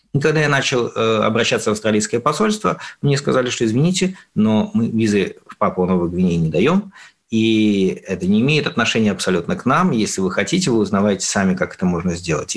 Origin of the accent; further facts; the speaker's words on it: Russia; я из России